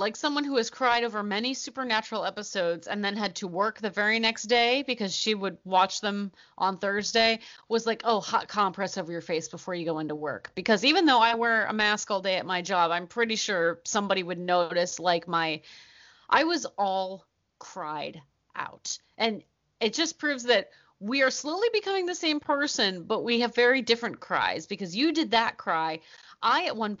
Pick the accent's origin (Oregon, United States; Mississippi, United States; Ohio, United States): Ohio, United States; We're from Ohio.